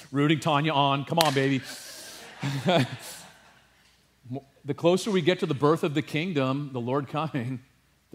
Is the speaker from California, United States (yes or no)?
yes; California, United States; I grew up in California